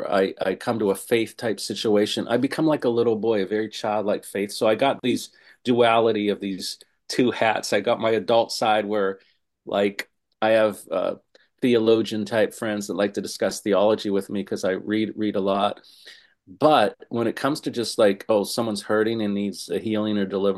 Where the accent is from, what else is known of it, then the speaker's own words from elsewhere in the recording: Pittsburgh, Pennsylvania, United States; now in Los Angeles, United States; my hometown of Pittsburgh, Pennsylvania